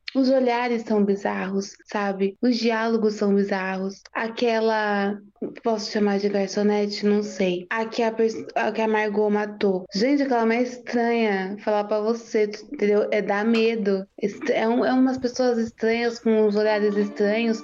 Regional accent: Brazil; eu sou brasileira

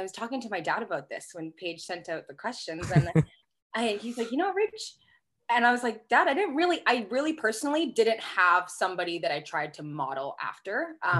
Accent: Canada; moved away as an adult; also born or lived in Louisville, United States / Jena, Germany; as a Canadian girl

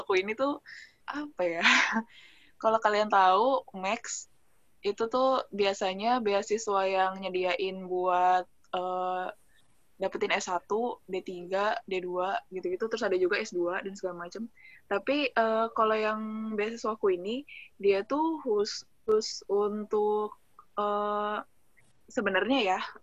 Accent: Jakarta, Indonesia; moved away as an adult; also born or lived in Semarang, Indonesia; now in Akashi, Japan; aku dari Jakarta

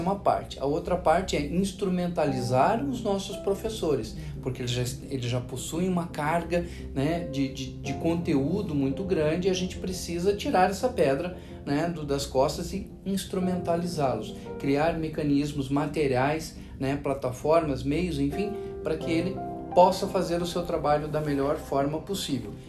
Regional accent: Paraná, Brazil; moved away; estar aqui no estado do Paraná, estado onde eu nasci

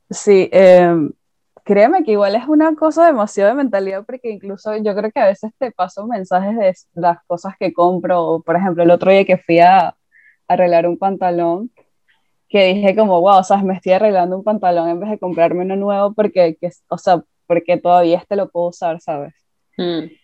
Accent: Venezuela; moved away; desde que me mudé de Venezuela, Em, hay que entender que yo vengo de un país en el que obviamente esa mentalidad de consumismo desapareció por todos los problemas que había políticos y económicos.

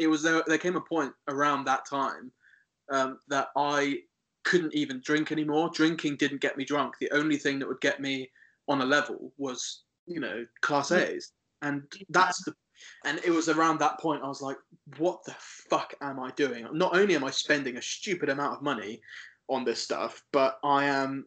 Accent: Isle of Wight, South East England, United Kingdom; moved away as an adult; also born or lived in Cornwall; growing up in the Isle of Wight, it's a lovely place

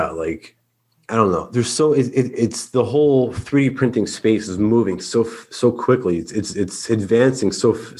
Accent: New Jersey, United States; I'm from New Jersey

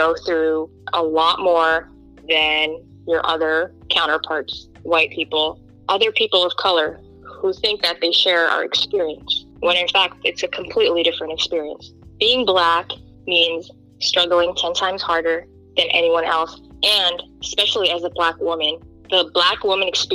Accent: United States; also born or lived in Kenya / Egypt; I was born in Kenya. I grew up here in America. But then when I was 12, I moved to Egypt and stayed there for a couple of years

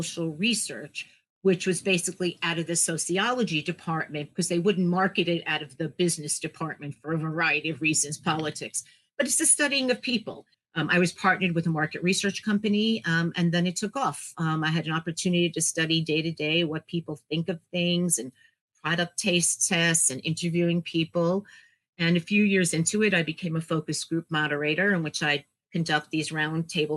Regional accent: New York City, New York, United States; I'm a New Yorker, born and raised New Yorker in Queens

